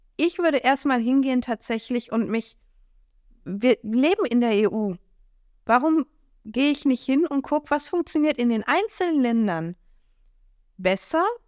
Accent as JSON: {"language": "German", "country": "Germany", "said": "wir Deutsche"}